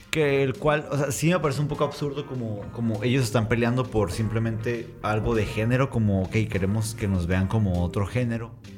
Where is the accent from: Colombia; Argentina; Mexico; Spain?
Mexico; me crié como muchos mexicanos bajo la religión católica